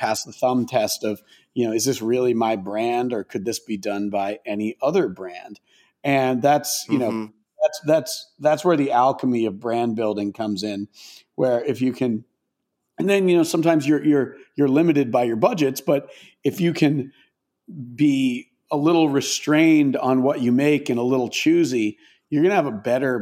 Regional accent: Maine, United States; I grew up in Maine, and like pretty rural suburb, if you could even call it that in Maine

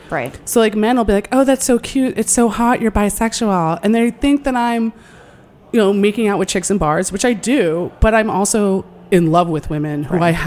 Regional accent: New York, United States; And I grew up right outside New York City, and my parents are sex positive people.

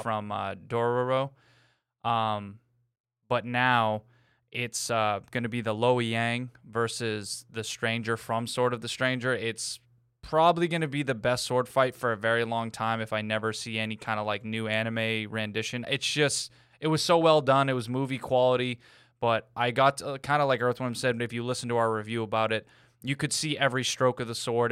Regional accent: New England, United States; I'm from New England

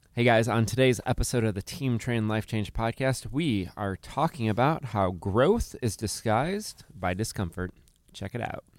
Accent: Chicago, Illinois, United States; moved away as an adult; now in Mobile, United States; I'm from Chicago

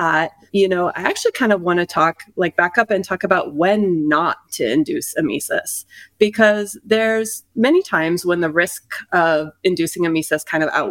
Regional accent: Iowa, United States; now in Las Vegas, United States; I'm originally from Iowa, but I ended up practicing out here in Las Vegas

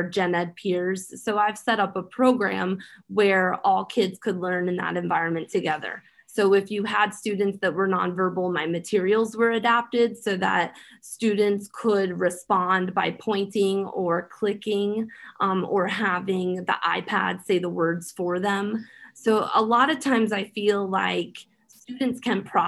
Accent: Philadelphia, Pennsylvania, United States; the community where I grew up in Philadelphia. I grew up in Kensington.

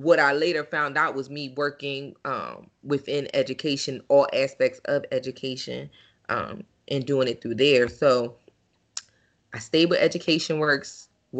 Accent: Philadelphia, Pennsylvania, United States; I'm from North Philly. Gratz in Dauphin, 19th in Dauphin, with the elementary school at 22nd in Dauphin, middle school 26th in Cumberland

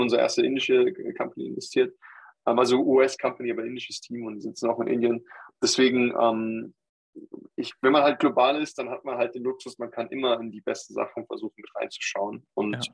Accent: Germany; als deutscher Staatsbürger, der in Deutschland äh, mein ganzes Leben aufgewachsen ist, sagen, äh, ich bin Deutscher

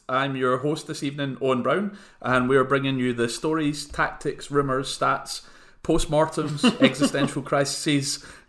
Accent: Scotland, United Kingdom; I think for a little bit of balance, I mean, I despite me saying it's shite being Scottish

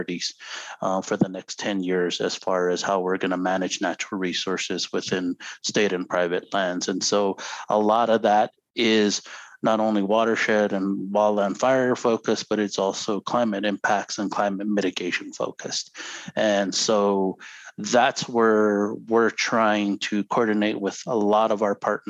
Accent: Zuni Pueblo, New Mexico, United States; now in Santa Clara Pueblo, United States; I'm originally from Zuni Pueblo. Currently live in Santa Clara Pueblo

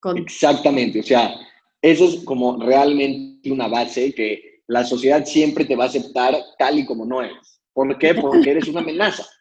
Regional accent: Mexico City, Mexico; nací en la Ciudad de México

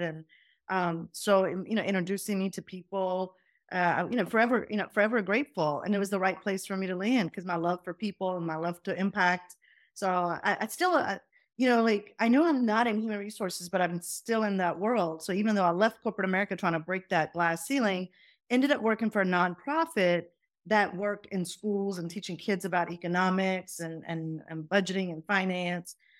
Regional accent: Doraville, Georgia, United States; accent: southern; first language Punjabi; also born or lived in Faisalabad, Pakistan; I landed in Atlanta, Georgia. and in Atlanta, Georgia, I grew up there

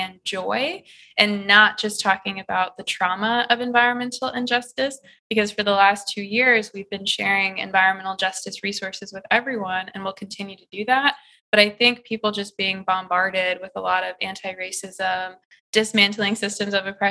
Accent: Midwest, United States; moved away as an adult; now in California, United States; I just knew as a Midwesterner that I wanted to come to California.

